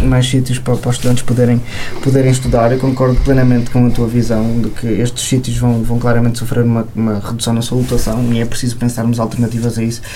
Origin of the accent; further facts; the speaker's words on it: Amarante, Norte, Portugal; now in Vila Real, Portugal; Eu sou de Amarante e andei no Colégio São Gonçalo